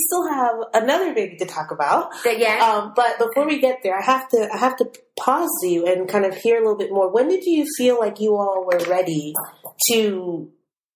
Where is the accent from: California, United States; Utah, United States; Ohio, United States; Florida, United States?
Florida, United States; Miami; my hometown